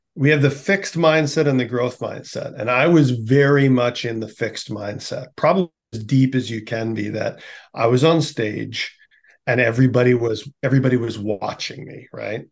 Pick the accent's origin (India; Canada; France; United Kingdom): Canada; Winnipeg, Manitoba; born or raised there